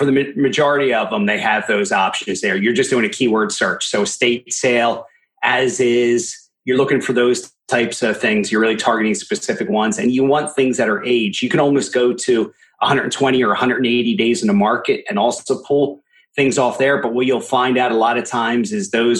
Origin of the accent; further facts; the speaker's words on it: Philadelphia, Pennsylvania, United States; I went from more my local area, Pennsylvania. I'm from the Philadelphia market, Pennsylvania